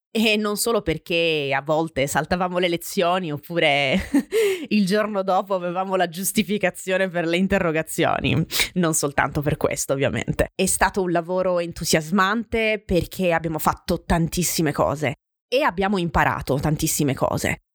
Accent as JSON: {"language": "Italian", "town": "Francavilla Fontana", "region": "Apulia", "country": "Italy", "said": "il mio paese, Francavilla Fontana"}